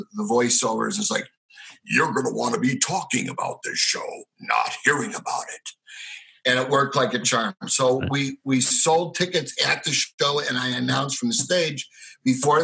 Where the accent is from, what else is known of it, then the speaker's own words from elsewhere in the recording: Chicago, Illinois, United States; moved away; also born or lived in Arizona; I'm a schmuck from Chicago and I didn't have a dime